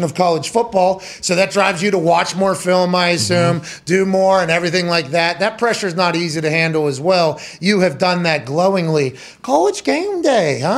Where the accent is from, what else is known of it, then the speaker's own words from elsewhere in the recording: Pittsburgh, Pennsylvania, United States; moved away as an adult; also born or lived in West Virginia / Indianapolis; I grew up in Pittsburgh, right? Pittsburgh, Pennsylvania is an NFL and NHL town, right?